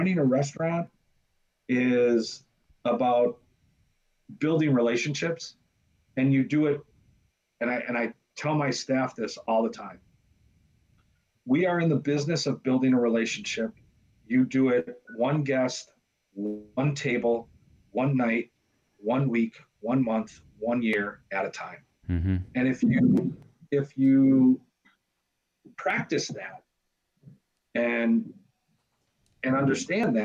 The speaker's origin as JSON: {"language": "English", "country": "United States", "tie": "born or raised there", "said": "I grew up on Bellevue and Murray, which is about six blocks away"}